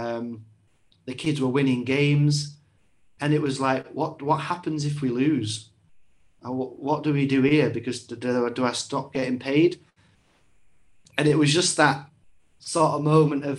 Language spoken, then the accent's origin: English; Warrington, North West England, United Kingdom; also born or lived in York; So I was born in York and then I was raised in Warrington.